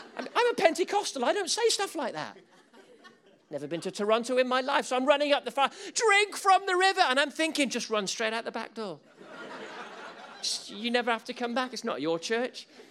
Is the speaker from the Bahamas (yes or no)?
no; England, United Kingdom; We're English.